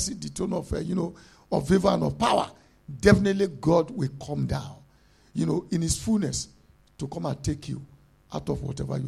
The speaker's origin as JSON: {"language": "English", "country": "Nigeria", "moved": "yes", "said": "we are coming from Africa"}